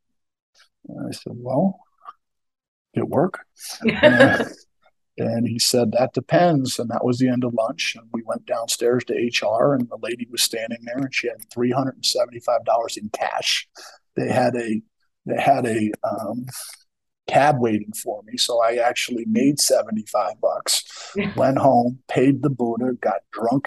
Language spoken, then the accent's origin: English; Philadelphia, Pennsylvania, United States; moved away; I'm from the Kensington section